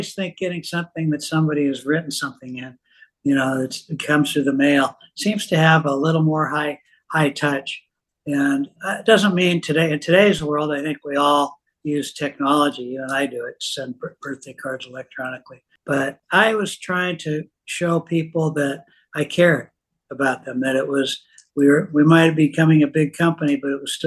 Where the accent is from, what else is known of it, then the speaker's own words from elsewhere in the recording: Seattle, Washington, United States; I was born in Seattle. My parents were both immigrants. My dad had a small mom and pop grocery store in the Seattle area. So I learned retail from a very early age